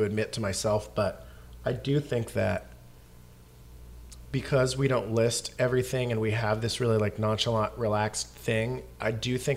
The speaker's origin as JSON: {"language": "English", "country": "Canada", "moved": "yes", "lives_now": "Seattle, United States", "said": "I'm an immigrant from Canada."}